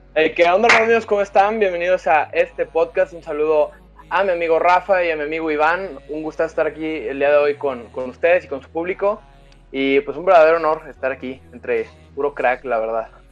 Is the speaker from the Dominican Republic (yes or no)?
no; Arandas, Jalisco, Mexico; Aranda, que es mi tierra natal